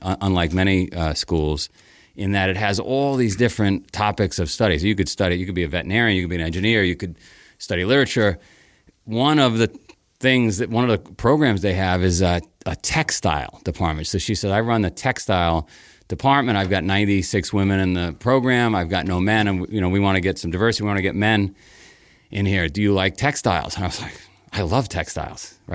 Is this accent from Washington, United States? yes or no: no; New York City, New York, United States; So I grew up in Queens. I grew up in a, a town called Howard Beach